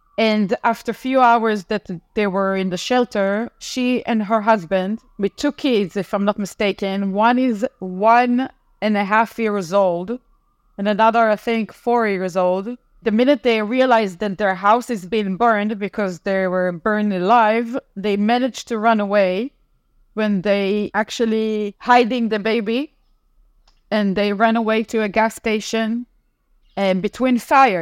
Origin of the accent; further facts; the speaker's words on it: Tel Aviv, Tel Aviv District, Israel; also born or lived in United States; I'm from Tel Aviv, uh, Israel